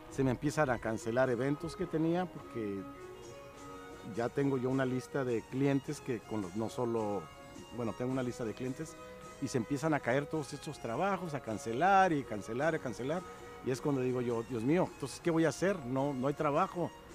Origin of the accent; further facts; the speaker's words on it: Baja California, Mexico; moved away as an adult; also born or lived in Tuxpan, Nayarit / Tijuana / Mexicali; now in Los Angeles, United States; Salí muy chico al estado de Baja California, primero a Tijuana y de Tijuana a Mexicali. Y de Mexicali ya, después de mi adolescencia, ya me moví acá a Estados Unidos